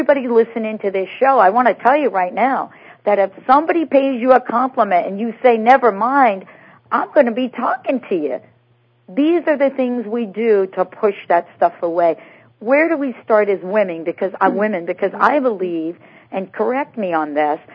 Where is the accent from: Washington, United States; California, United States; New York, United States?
New York, United States; New York City; I'm a New York girl. I'm from New York City